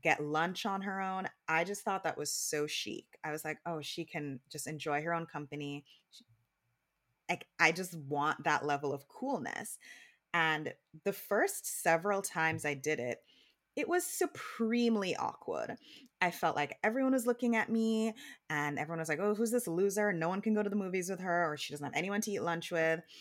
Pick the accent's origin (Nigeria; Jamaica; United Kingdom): Jamaica; growing up in Jamaica